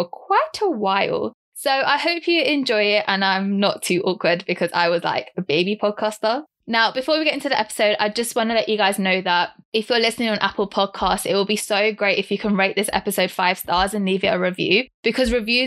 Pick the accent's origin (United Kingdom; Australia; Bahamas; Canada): United Kingdom; London; I'm 25 from London and I'm Sikh Punjabi